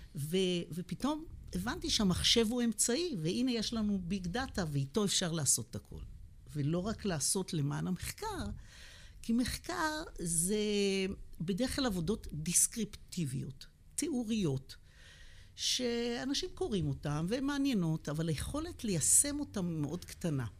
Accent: Beersheba, Southern District, Israel; also born or lived in United States; אני נולדתי בבאר שבע. גדלתי בבאר שבע, בדרום

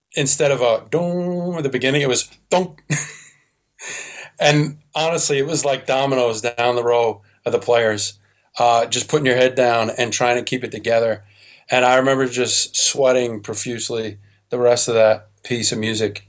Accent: New York, United States; moved away as an adult; now in Michigan, United States; I'm from New York. I belong in New York

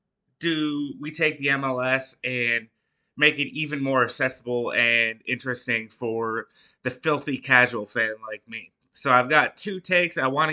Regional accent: Detroit, Michigan, United States; moved away; I'm originally from Detroit

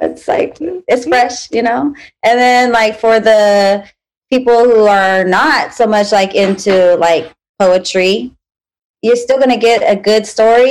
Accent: United States; I'm American. I'm American

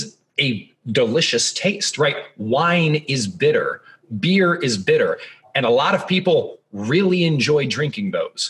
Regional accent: Columbus, Ohio, United States; I'm from the Midwest. I'm from Columbus, Ohio.

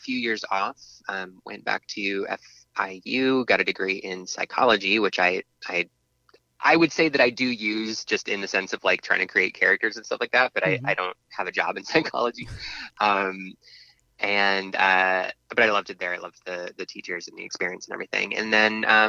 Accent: Miami, Florida, United States; moved away as an adult; also born or lived in Washington State; now in Atlanta, United States; although I was born in Washington State, We moved to Miami when I was like 2 years old. So I grew up there

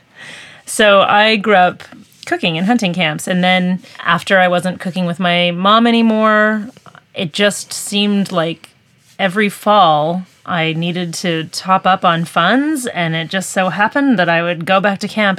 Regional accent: Peace River Valley, British Columbia, Canada; I grew up in the Peace River Valley

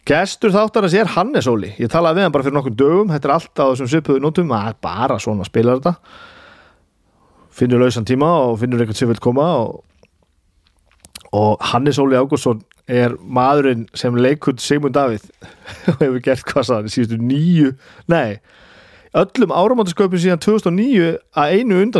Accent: Húsavík, Northeastern Region, Iceland; ég er frá Húsavík og ég á vini sem að leika þarna í myndinu

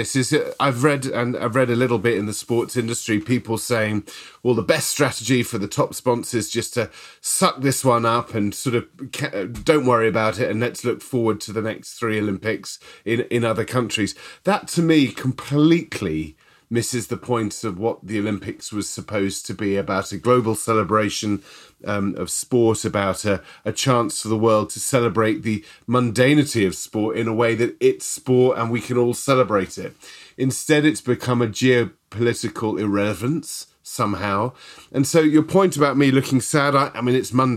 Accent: United Kingdom; I'm British

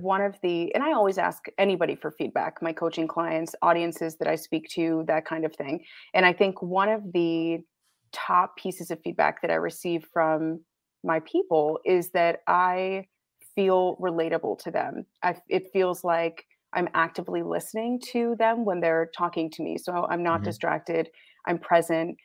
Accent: Michigan, United States; moved away as an adult; also born or lived in Canada / Grand Rapids, Michigan; I'm born and raised Michigan. I live in Grand Rapids, Michigan currently

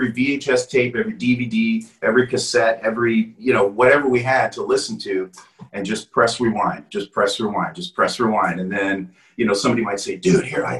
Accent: Canada; moved away as an adult; also born or lived in Wales / Toronto; now in United States; I was born in Wales. And, you know, when I was, you know, growing up, you know, we moved to Canada.

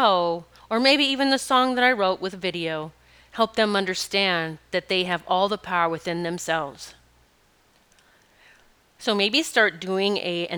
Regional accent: Rapid City, South Dakota, United States; I grew up in Rapid City, and our playground was mountains

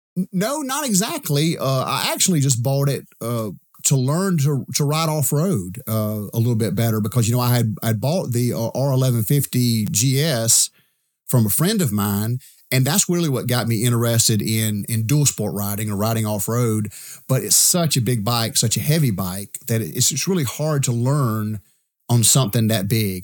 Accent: Edgefield, South Carolina, United States; I'm from Edgefield, South Carolina

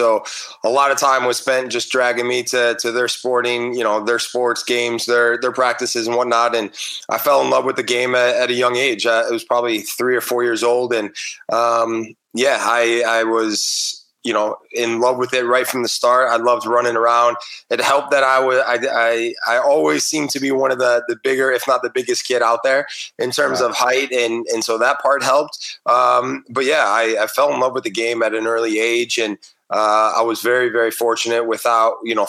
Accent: Chicago, Illinois, United States; moved away as an adult; also born or lived in South Carolina / England; now in Atlanta, United States; being a Chicago guy

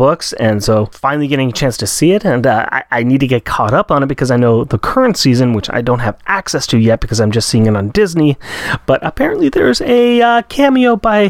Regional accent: Australia

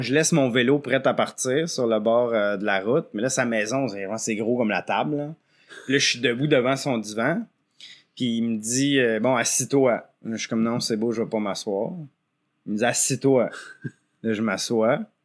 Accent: L'Orignal, Ontario, Canada; also born or lived in Quebec; je viens de, l'Est ontarien, de Lorignal, un village là, qui, est juste, sur la frontière. Donc, toute ma vie, j'ai comme alterné Québec-Ontario à l'école ou à travail

